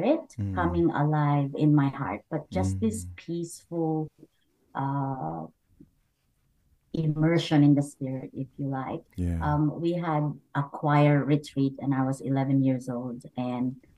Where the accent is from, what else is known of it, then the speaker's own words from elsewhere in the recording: Camarines Sur, Bicol Region, Philippines; moved away; I was born in the Philippines, and I grew up with my great-great-grandmother. And in a small town called Camarines